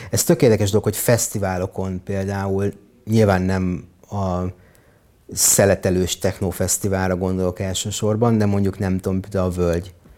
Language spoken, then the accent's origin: Hungarian; Hungary; moved away as an adult; also born or lived in Israel; ebben nőttem fel, húsz évig majdnem